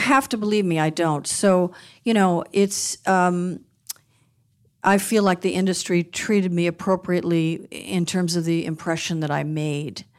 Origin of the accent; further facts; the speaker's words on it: Beverly Hills, California, United States; also born or lived in Westwood, Los Angeles; Growing up in Beverly Hills